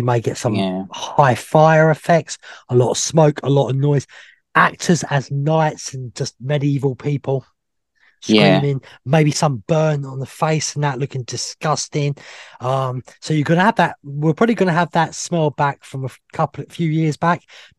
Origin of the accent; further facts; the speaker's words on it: England, United Kingdom; I'm English.